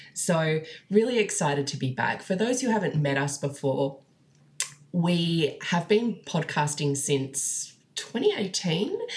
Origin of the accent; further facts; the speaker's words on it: Australia; we're all Australian astrologers